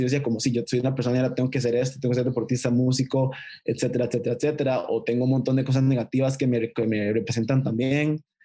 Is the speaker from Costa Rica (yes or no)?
yes; Costa Rica; mi país